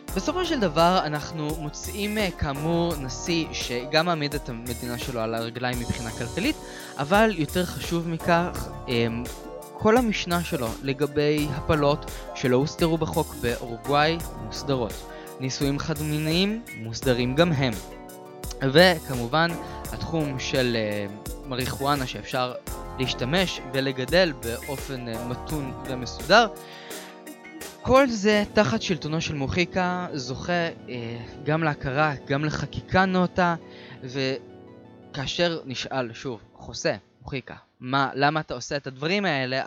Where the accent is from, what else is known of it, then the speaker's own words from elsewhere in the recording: Israel; אנחנו מישראל